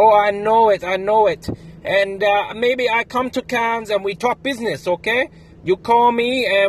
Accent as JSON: {"language": "English", "region": "Shanghai", "country": "China", "second_language": "English", "said": "I'm from Shanghai in China."}